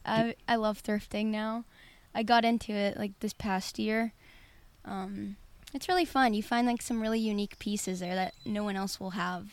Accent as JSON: {"language": "English", "town": "Pittsburgh", "region": "Pennsylvania", "country": "United States", "tie": "born or raised there", "said": "I grew up in Pittsburgh, lived here my whole life"}